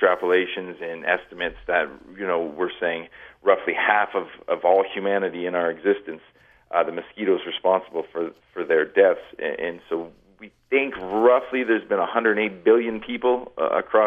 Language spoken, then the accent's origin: English; Canada; moved away as an adult; now in Grand Junction, United States; I'm born and raised in Canada.